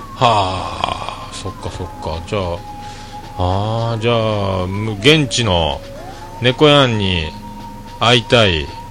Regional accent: Hakata, Fukuoka, Japan; accent: Hakata-ben; also born or lived in Tokyo; 俺も博多弁はなるべく喋りたくないと思って生きとったな東京におる時

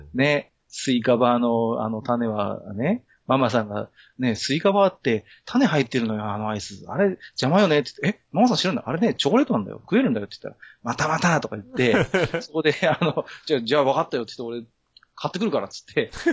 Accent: Tohoku, Japan; moved away as an adult; also born or lived in Tokyo; 東京に10年以上住んでましたけど、あの、あのね、東北出身

